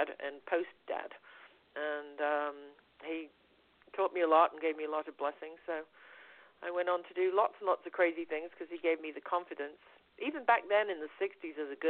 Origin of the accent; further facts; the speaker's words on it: Liverpool, North West England, United Kingdom; I was born in 1960 in Liverpool